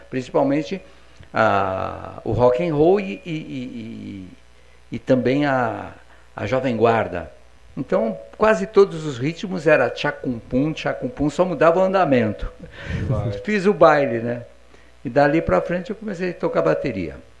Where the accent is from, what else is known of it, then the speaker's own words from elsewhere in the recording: São Paulo, Brazil; do meu pedaço lá na Vila Diva, onde eu nasci, eu nasci na Vila Paulina, né? Em São Paulo.